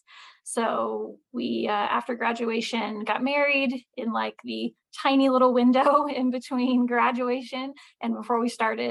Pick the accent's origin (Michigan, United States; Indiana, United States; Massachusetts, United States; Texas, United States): Indiana, United States; moved away as an adult; also born or lived in Pittsburgh, Pennsylvania; now in East Tennessee, United States; I'm from Indiana